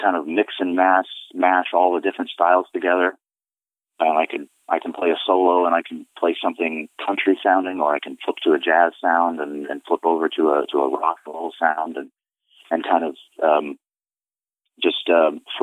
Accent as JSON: {"language": "English", "region": "Florida", "country": "United States", "tie": "born or raised there", "also_born_or_lived": "New York", "moved": "as an adult", "lives_now": "Rhode Island, United States", "said": "I live in Rhode Island now, but I grew up in Florida"}